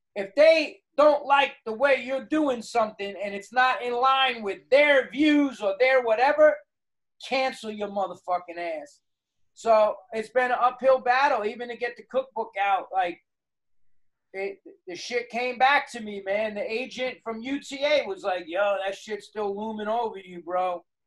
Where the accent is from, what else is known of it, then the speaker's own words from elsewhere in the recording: New York City, New York, United States; I'm a New Yorker